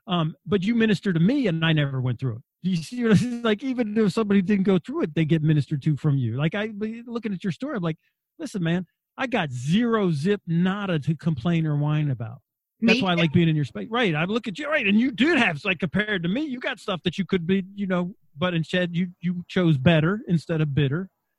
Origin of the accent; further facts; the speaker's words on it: Wagga Wagga, New South Wales, Australia; I grew up in Australia in a little town called Wagga Wagga in New South Wales, halfway between Sydney and Melbourne. There was only 4 Americans in the city.